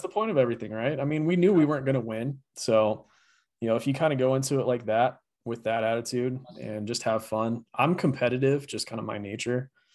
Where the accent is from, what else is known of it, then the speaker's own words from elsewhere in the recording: Grand Junction, Colorado, United States; I grew up in Grand Junction